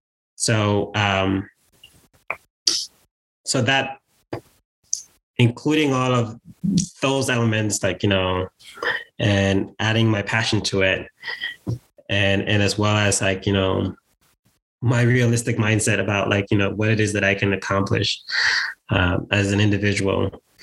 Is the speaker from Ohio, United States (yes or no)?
no; Bronx, New York, United States; from the moment I arrived to the United States, I grew up in the Bronx.